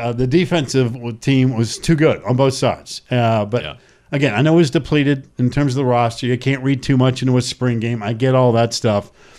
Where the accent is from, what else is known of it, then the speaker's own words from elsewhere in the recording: the South, United States; Us good old folks down here in the South